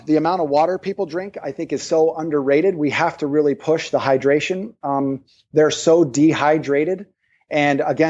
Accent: East Coast, United States; moved away; also born or lived in Maui; I'm from the East Coast

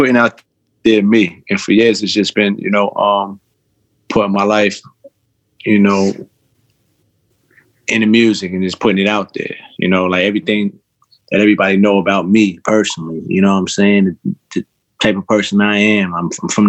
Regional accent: New York City, New York, United States; I'm from Jamaica, Queens, but I grew up on two different sides.

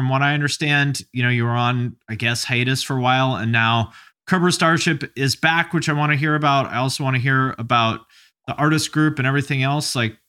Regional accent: Seattle, Washington, United States; also born or lived in Montclair, United States; I'm from Seattle originally, but I lived kind of all over the place. I lived in Montclair for like a year.

